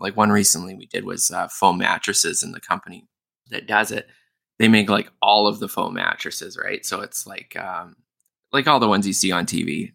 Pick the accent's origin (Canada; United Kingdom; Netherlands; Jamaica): Canada; Winnipeg, Manitoba; now in Toronto, Canada; I'm from Winnipeg originally